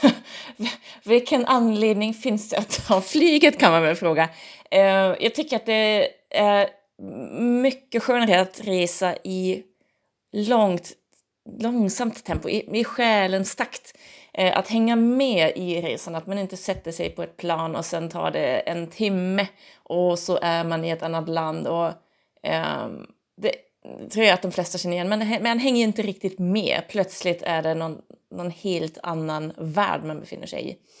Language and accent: Swedish; Germany; now in Umeå, Sweden; jag kommer ju från Tyskland